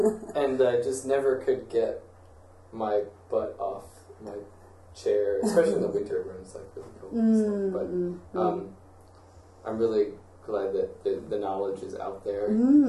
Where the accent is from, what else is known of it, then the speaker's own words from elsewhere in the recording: St. Petersburg, Florida, United States; I grew up in St. Pete, Florida